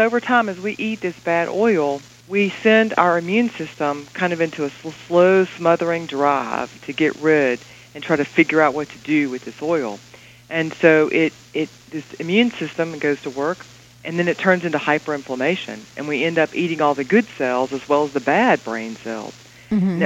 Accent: the South, United States; this Southern girl

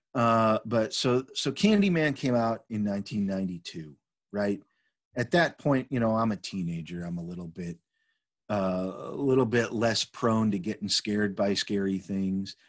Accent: Chicago, Illinois, United States; I grew up in Chicago

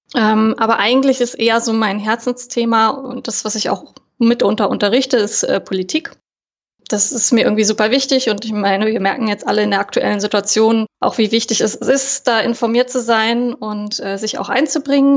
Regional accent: Berlin, Germany; ich bin äh, aus Berlin tatsächlich auch hier geboren und lebe auch wieder in Berlin

